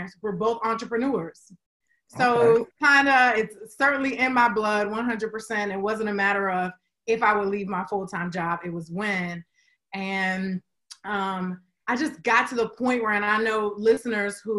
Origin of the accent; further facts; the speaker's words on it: Washington, District of Columbia, United States; also born or lived in Trinidad (family origin); I was born and raised in D.C.